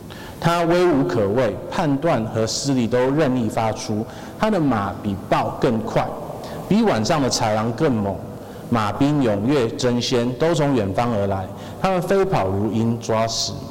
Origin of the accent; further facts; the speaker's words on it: United Kingdom; 我这这这个我们从英国来的，我我们第一手知道这件事情。